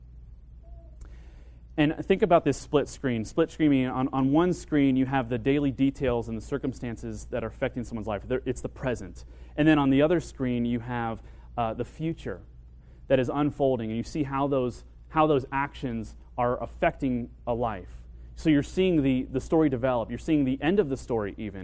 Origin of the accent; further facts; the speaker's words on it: Kentucky, United States; moved away as an adult; now in Tucson, United States; I left to my hometown of Kentucky and started school there.